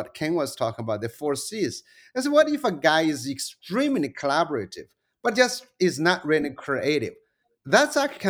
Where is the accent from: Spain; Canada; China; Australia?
China; moved away; also born or lived in United States